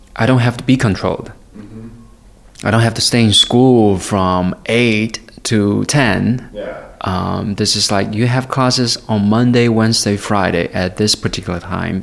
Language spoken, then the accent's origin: English; Guiyang, Guizhou, China; English is a second language; moved away; also born or lived in Honolulu; I was born in a place called Guiyang. It's a city, the capital city of Guizhou.